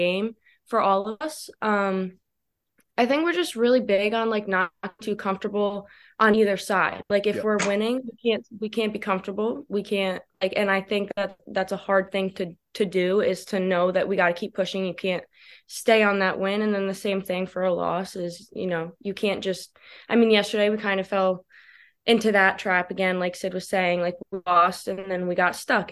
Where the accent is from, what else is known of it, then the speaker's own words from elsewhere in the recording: Norwalk, Connecticut, United States; I'm from Norwalk, Connecticut